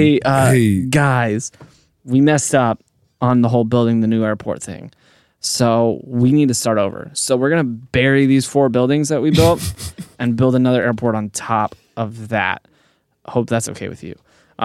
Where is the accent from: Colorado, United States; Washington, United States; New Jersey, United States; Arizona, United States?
Colorado, United States; Denver; I grew up in the Denver area.